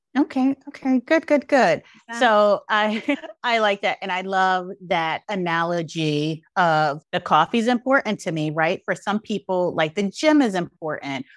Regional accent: New York City, New York, United States; I grew up in East New York, Brooklyn during the height of a crack epidemic

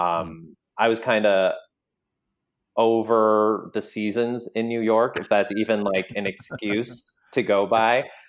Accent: Canada; moved away; coming from Canada and then having, like, a mixed background

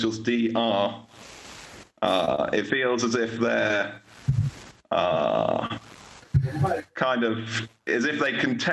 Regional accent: England, United Kingdom; moved away as an adult; now in Poland; I was born in England, but I live in Poland.

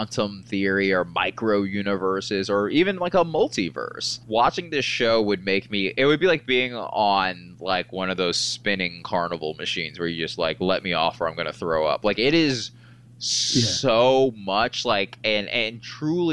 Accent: Marietta, Georgia, United States; I'm from the South, from Marietta, Georgia

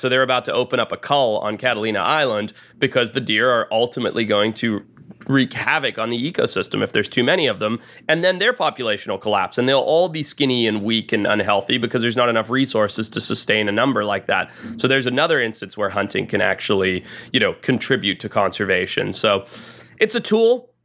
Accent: Zimbabwe; I grew up in Zimbabwe in Southern Africa

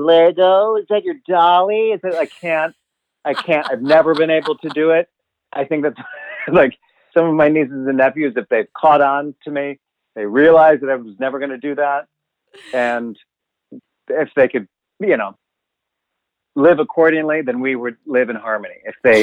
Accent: Chicago, Illinois, United States; I'm from Chicago. I'm not from southern Indiana

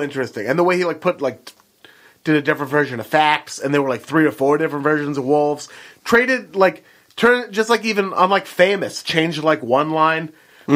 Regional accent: Beaverton, Oregon, United States; I'm from Beaverton, Oregon.

